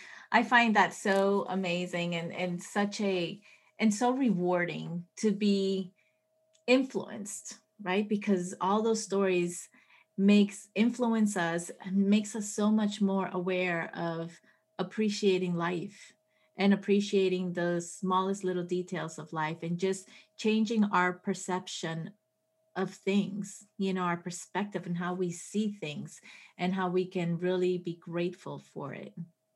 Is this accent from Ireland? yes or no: no; Colombia; born there; also born or lived in Puerto Rico; I was born in Colombia. So my parents traveled a lot. So I wasn't, you know, my brother's from Venezuela, you know, I lived in Puerto Rico, like I traveled.